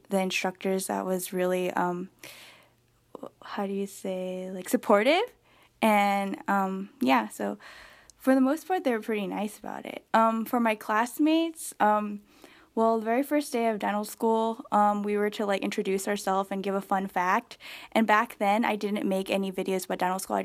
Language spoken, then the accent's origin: English; Southern California, United States; I'm from California